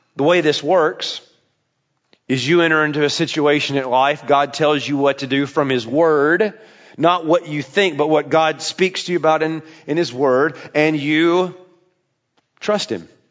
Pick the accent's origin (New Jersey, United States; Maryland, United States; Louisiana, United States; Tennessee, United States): Tennessee, United States; I'm from there